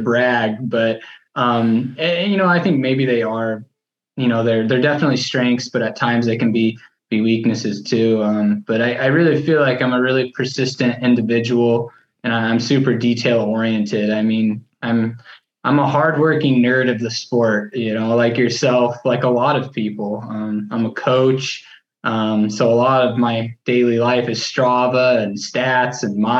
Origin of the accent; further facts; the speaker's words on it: Rogue River, Oregon, United States; moved away as an adult; now in Sacramento, United States; I grew up in Rogue River, Oregon, which is a really small town in Southern Oregon, kind of near Ashland